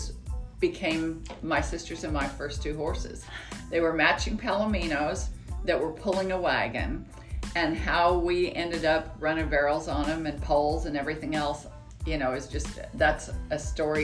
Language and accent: English; Las Vegas, Nevada, United States; moved away as an adult; also born or lived in Arizona; now in Texas, United States; I was born and raised in Las Vegas